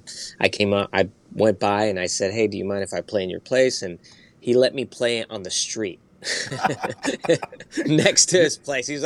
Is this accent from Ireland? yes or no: no; Spain; I do have influence from my dad listening to Mexican music and me growing up in Spain.